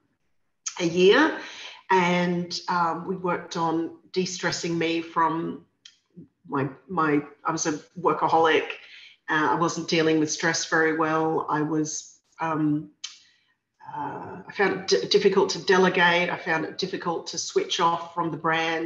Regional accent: Brisbane, Queensland, Australia; I was 16 and I grew up in Brisbane

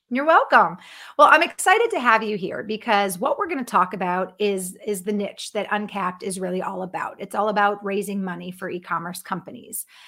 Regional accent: Connecticut, United States; moved away as an adult; also born or lived in Florida / Texas / Los Angeles; now in Minnesota, United States; I was born and raised in Connecticut

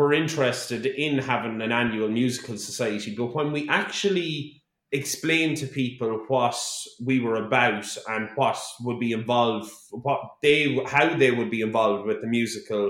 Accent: Mullingar, Leinster, Ireland; my hometown with my hometown friends

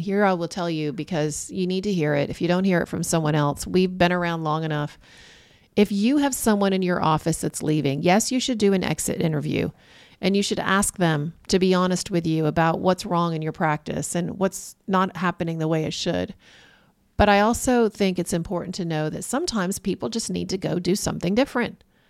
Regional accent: Corning, New York, United States; moved away; I'm from Corning, New York

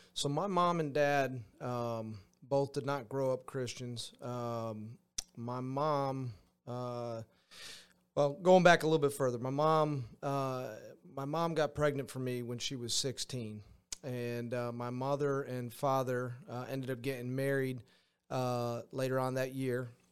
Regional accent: Granby, Massachusetts, United States; moved away as an adult; I grew up in Granby, went to high school in, uh, in Granby, Massachusetts

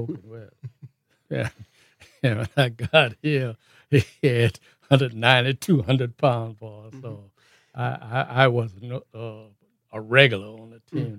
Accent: New Orleans, Louisiana, United States; I was born and raised in New Orleans

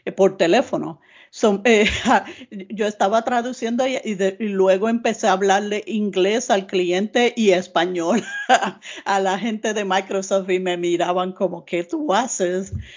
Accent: Puerto Rico; now in United States; yo soy de Puerto Rico, ah, aunque llevo 30 ah, años ahora en Estados eh, Unidos

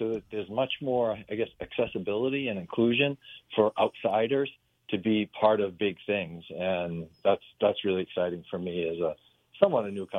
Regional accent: Maine, United States; but I did most of it in Maine.

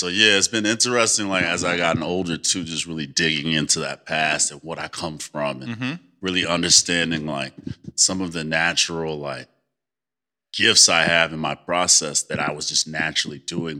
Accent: Chicago, Illinois, United States; moved away as an adult; now in New York City, United States; I grew up in Chicago

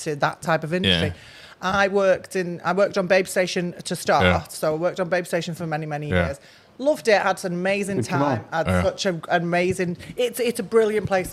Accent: Manchester, North West England, United Kingdom; I'm from Manchester

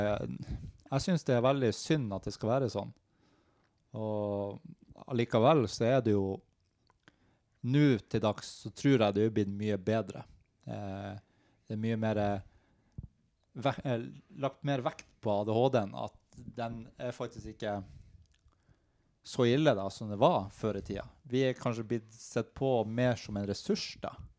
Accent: Narvik, Nordland, Norway; moved away as an adult; now in Oslo, Norway; jeg er fra Narvik.

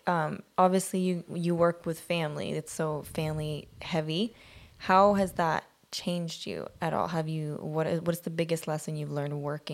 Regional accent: Sweden; English is a second language; now in United States; My mom has a quote that we have lived with for years, because we moved here from Sweden a few years ago, which was a pretty major thing for all of us.

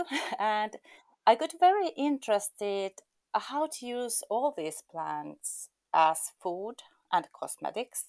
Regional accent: Eastern Finland, Finland; also born or lived in Helsinki, Finland; I was born in Helsinki, but I have lived nearly all my life in the eastern part of Finland.

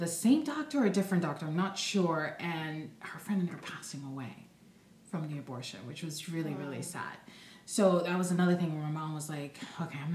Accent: Rio de Janeiro, Brazil; moved away; I'm originally from Brazil, Rio de Janeiro, and my grandmother raised me.

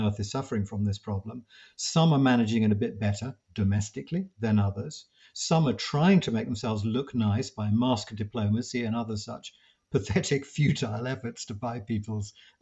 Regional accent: United Kingdom

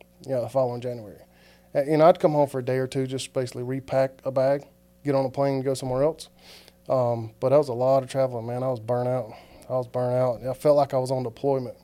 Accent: Greenville, South Carolina, United States; moved away as an adult; now in Georgia, United States; I grew up in Greenville, South Carolina, Mill Hill kid

